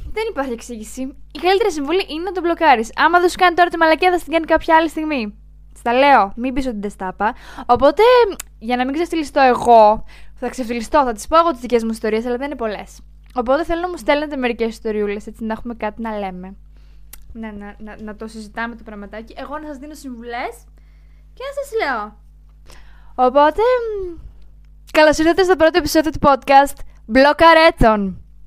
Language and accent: Greek; Larissa, Thessaly, Greece; είμαι από τη Λάρισα. Τα μισά πράγματα από αυτά που λέω δεν τα καταλαβαίνετε, γιατί έχω λίγο, λίγο προφορά